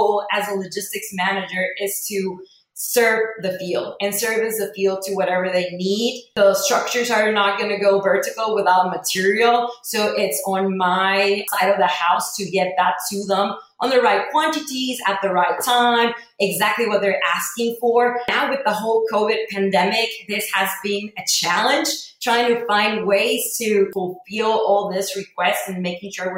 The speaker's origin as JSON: {"language": "English", "country": "Mexico", "tie": "born or raised there", "also_born_or_lived": "El Paso, Texas", "moved": "as an adult", "lives_now": "Houston, United States", "said": "I was born and raised in Mexico. I moved to El Paso to go to the University of Texas at El Paso"}